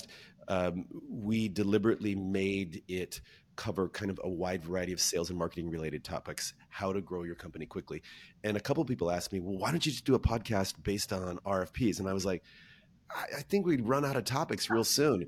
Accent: Washington, United States; moved away; also born or lived in Zagreb, Croatia; I'm from Washington State

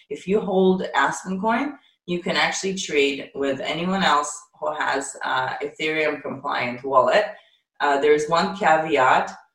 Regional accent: Ukraine; moved away; also born or lived in Israel; I'm actually Ukrainian. I was I was oh, born okay. in the Soviet Union

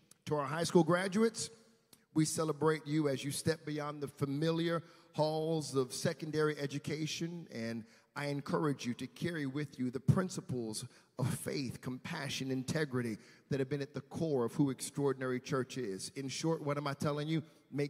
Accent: Richmond, Virginia, United States; It's from my hometown, Richmond, Virginia.

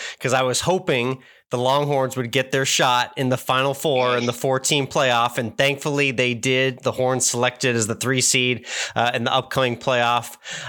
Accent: Northern United States, United States; now in Texas, United States; I'm originally from the North, Cedric, but I've been in Texas 13 years.

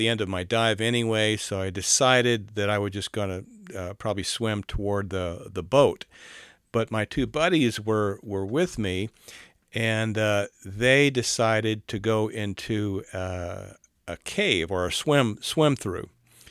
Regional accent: South Carolina, United States; I was raised in South Carolina, and I know the Cooper River.

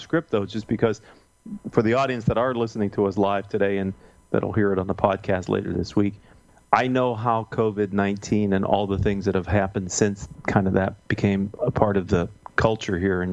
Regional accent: Pennsylvania, United States; I'm from Pennsylvania too, so I'm very direct.

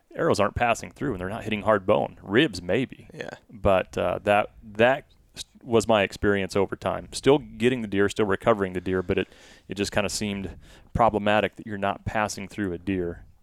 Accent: Blair, United States; growing up in Blair

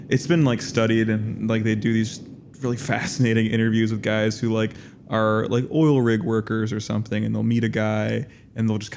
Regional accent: Las Vegas, Nevada, United States; it's like growing up in Las Vegas and growing up in the corporate Las Vegas, we all know it's like, no, right before the great corporate ta- takeover

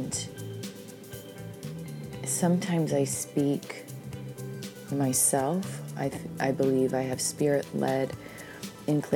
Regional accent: Pacific Northwest, Washington, United States; I grew up in the Pacific Northwest

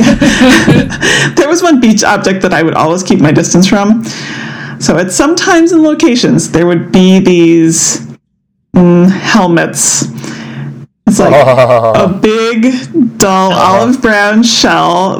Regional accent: East Coast, United States; when I was a kid growing up on the East Coast

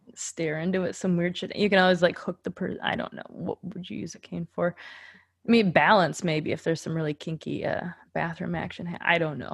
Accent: Grand Forks, North Dakota, United States; moved away as an adult; also born or lived in Minneapolis, Minnesota; that's my hometown. Very cool. So I moved from Grand Forks, North Dakota to the cool city of Minneapolis, Minnesota

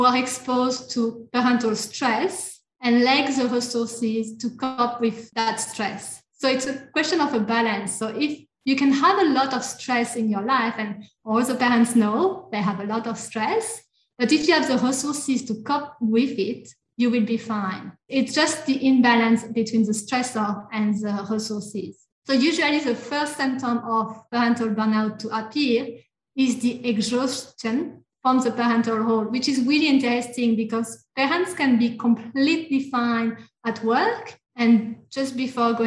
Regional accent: France; English is a second language; moved away as an adult; now in Australia; I am from France

